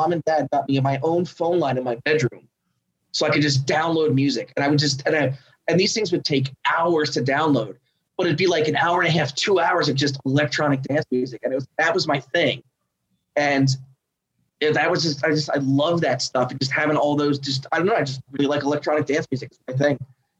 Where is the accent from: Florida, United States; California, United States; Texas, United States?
Texas, United States; Austin; I was born and raised in Austin, and you know they're going to sit there and say the city's not what it is. It's changing.